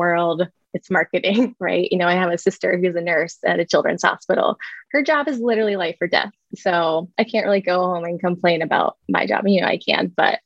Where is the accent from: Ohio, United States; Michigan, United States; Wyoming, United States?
Ohio, United States; Columbus; I worked at a branding and marketing agency in my hometown of Columbus, Ohio